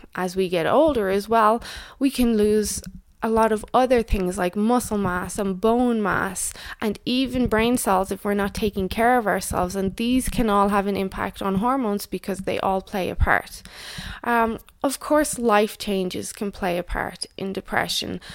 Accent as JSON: {"language": "English", "country": "Ireland", "also_born_or_lived": "Canada", "moved": "yes", "said": "in Ireland, my home country"}